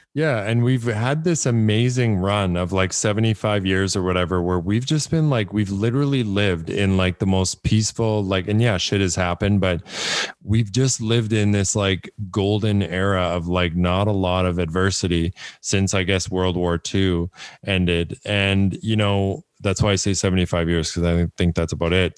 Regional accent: Canada; I'm from Canada

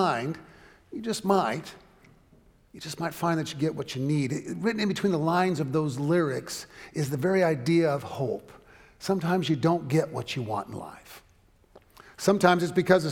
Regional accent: Southern California, United States; when I was growing up in Southern California

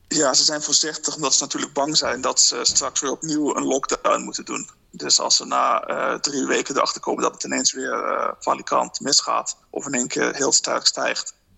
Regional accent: Netherlands; moved away as an adult; now in Dublin, Ireland; mijn eigen situatie als Nederlander in het buitenland

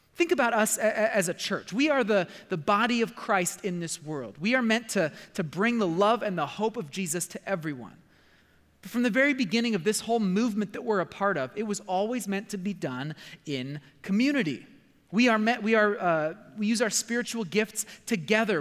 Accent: United States; my American culture

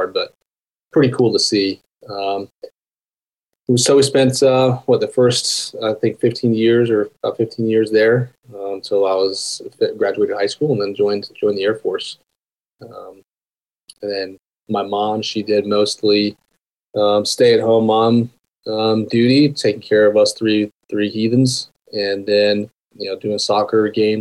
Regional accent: Tucson, Arizona, United States; born or raised there; also born or lived in Aurora, Colorado; now in Whispering Pines, United States

